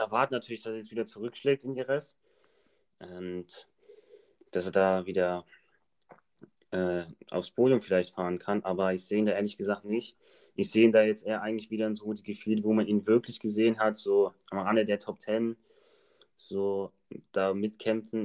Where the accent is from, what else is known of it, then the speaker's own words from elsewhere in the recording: Germany; als Deutsche